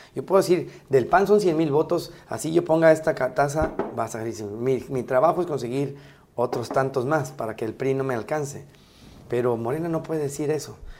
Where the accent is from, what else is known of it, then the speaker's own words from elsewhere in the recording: Mexico; como mexicanos